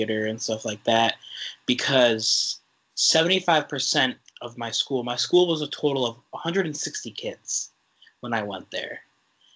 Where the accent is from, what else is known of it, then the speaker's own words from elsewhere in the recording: Westfield, Massachusetts, United States; my hometown, Westfield, Massachusetts, which is in western Massachusetts, about 90 miles from Boston